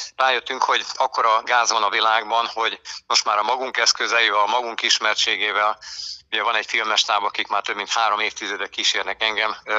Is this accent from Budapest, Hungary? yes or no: no; Békéscsaba, Békés, Hungary; also born or lived in Eger / Balatonalmádi area / Lake Balaton; now in Lake Balaton, Hungary; a gyökereim Békés megyéhez kötnek, imádom máig, Békés Csabán születtem, a körösök vidékét, a folyókat, a gátakat, aztán az élet ugye az embert hozza viszi, így kerültünk föl aztán annak idején a Eger városába